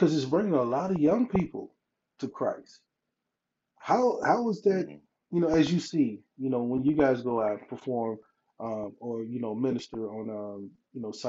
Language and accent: English; Mississippi, United States; also born or lived in Alabama; now in Nebraska, United States; I'm in Nebraska, but I'm originally from Mississippi, and my hometown is like an hour and a half away from New Orleans